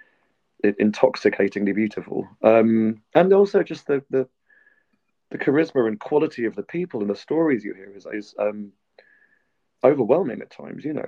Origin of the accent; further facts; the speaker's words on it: United Kingdom; now in Georgia; I'm from a privileged post-imperial island that exercises far too much power overseas for its own good